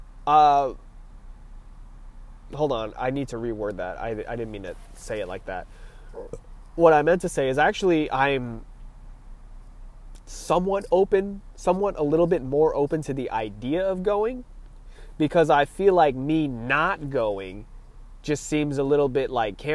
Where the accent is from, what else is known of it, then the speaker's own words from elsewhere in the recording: California, United States; I'm from California